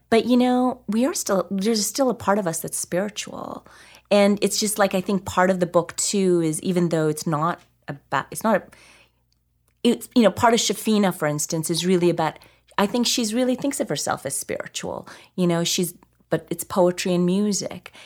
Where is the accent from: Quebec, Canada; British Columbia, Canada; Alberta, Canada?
Alberta, Canada; I grew up in Alberta